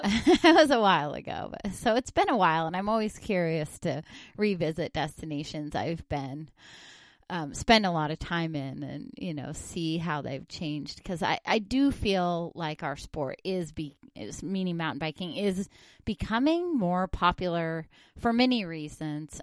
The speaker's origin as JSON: {"language": "English", "region": "northern Idaho", "country": "United States", "moved": "yes", "said": "I'm from northern Idaho"}